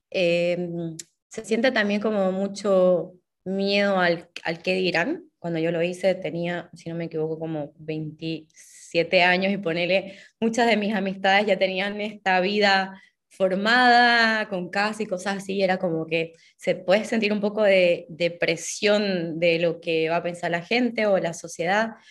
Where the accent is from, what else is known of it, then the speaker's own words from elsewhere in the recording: Santa Cruz de la Sierra, Santa Cruz, Bolivia; moved away as an adult; soy una escritora boliviana, nací y viví prácticamente toda mi vida en Santa Cruz hasta que em, en marzo de 2018 empecé un viaje sin pasaje de vuelta